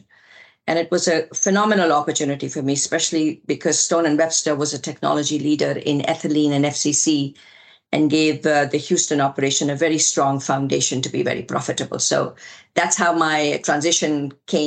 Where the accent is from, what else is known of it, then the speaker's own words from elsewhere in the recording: India; moved away as an adult; also born or lived in Delhi, India; now in United States; We moved from India to the US, my husband and I, with a very young daughter